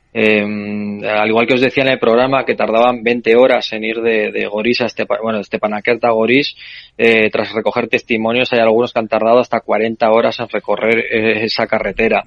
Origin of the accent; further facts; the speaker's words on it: Spain; como español